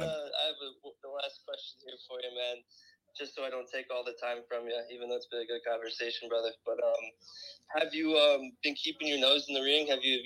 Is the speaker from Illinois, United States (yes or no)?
yes; Chicago, Illinois, United States; I'm from the Chicago area.